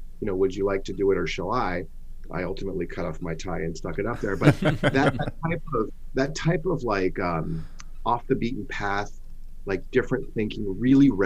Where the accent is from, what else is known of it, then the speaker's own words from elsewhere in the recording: San Francisco Bay Area, California, United States; also born or lived in Los Angeles; I grew up in the San Francisco Bay Area.